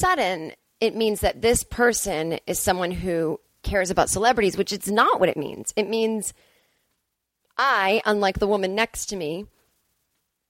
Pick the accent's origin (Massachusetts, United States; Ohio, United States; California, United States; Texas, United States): Massachusetts, United States; born or raised there; now in Los Angeles, United States